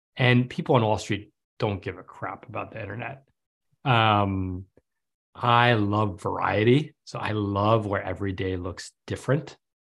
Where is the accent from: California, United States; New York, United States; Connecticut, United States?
New York, United States; New York City; now in Manhattan Beach, United States; I grew up in New York City.